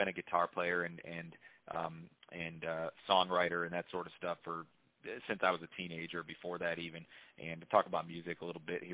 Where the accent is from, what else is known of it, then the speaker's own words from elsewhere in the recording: Chicago, Illinois, United States; moved away as an adult; now in Nashville, United States; I grew up in Chicago and worked in Chicago for many years prior to moving down south a couple of years ago